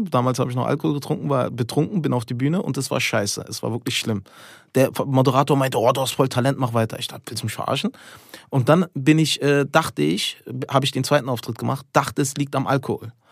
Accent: Albania; Ich bin Albaner

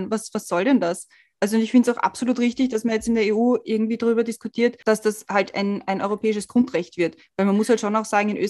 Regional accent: Switzerland; als Schweizerin bist du auch irgendwie, hast du halt auch irgendwie einen anderen Hintergrund als nur Deutsche

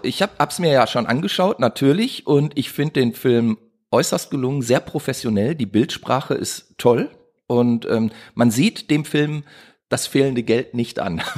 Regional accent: Duisburg, North Rhine-Westphalia, Germany; ich bin ja in Duisburg groß geworden

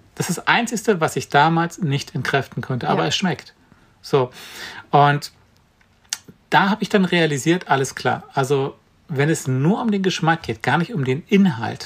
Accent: Brandenburg, Germany; ich komme aus Brandenburg

